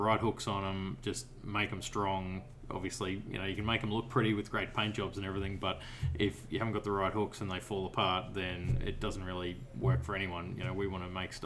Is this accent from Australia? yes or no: yes; Brisbane, Queensland, Australia; I'm from Brisbane, which is middle of the east coast there.